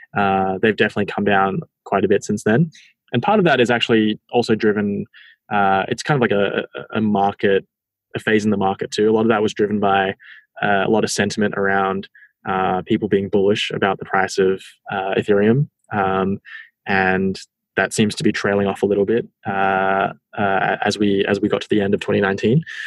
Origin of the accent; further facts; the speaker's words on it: Australia; I'm from Australia